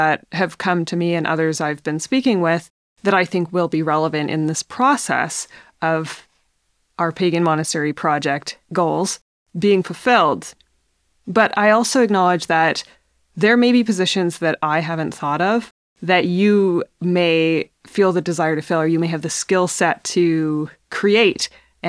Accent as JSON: {"language": "English", "region": "British Columbia", "country": "Canada", "tie": "born or raised there", "said": "now I'm settled in northern British Columbia in my hometown, and I plan to be here for some time."}